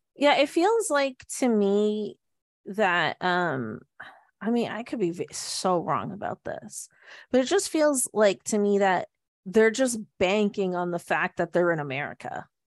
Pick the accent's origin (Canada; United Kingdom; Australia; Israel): Canada; we're Canadian